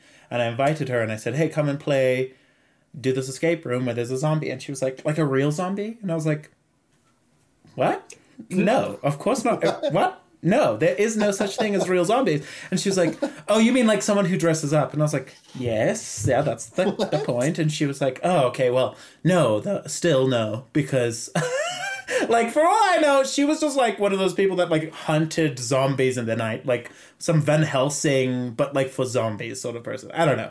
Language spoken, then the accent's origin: English; Zimbabwe; accent: Zimbabwean; English is a second language; my accent is a lot thicker because I've just come back from home, and obviously, you know, I like was rejuvenated with Zimbabwean accent.